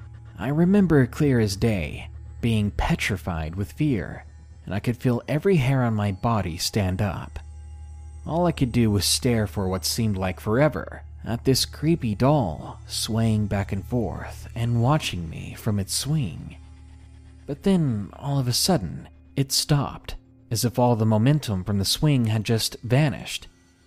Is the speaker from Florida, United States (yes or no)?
no; Georgia, United States; I didn't want to go back to my home state of Georgia